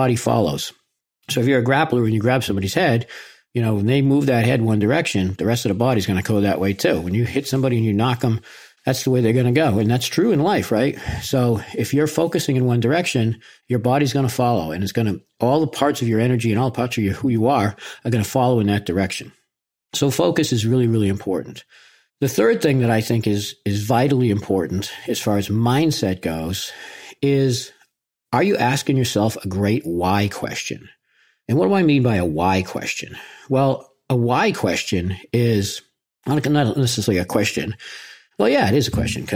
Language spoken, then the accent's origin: English; Boston, Massachusetts, United States; I'm from Boston